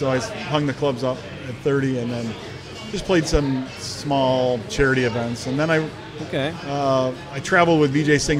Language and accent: English; Michigan, United States; actually on the east side. I'm an east sider.